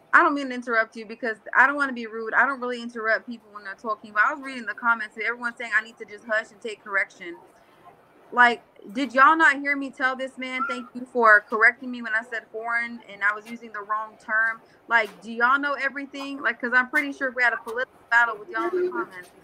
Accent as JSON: {"language": "English", "region": "California", "country": "United States", "tie": "born or raised there", "second_language": "English", "moved": "yes", "lives_now": "Florida, United States", "said": "When people ask me where I'm from, I say California because that's where I'm from. I'm from California"}